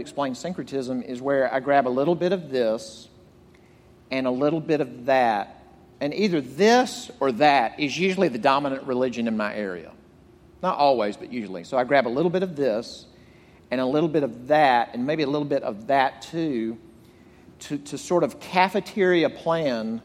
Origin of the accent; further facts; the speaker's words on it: Jackson, Mississippi, United States; moved away; I grew up in Mississippi, an insurance salesman's son. And but in Mississippi, I'm from Jackson